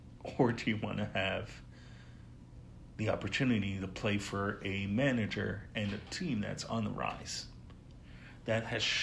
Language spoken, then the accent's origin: English; United States; even as an American